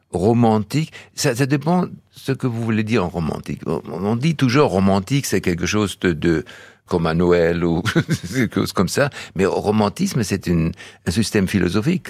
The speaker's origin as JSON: {"language": "French", "town": "Donaueschingen", "region": "Baden-Württemberg", "country": "Germany", "tie": "born or raised there", "second_language": "French", "moved": "yes", "lives_now": "Barjac, France", "said": "Quand j'étais né, c'était dans, le, dans les caves de l'hôpital à Donaueschingen"}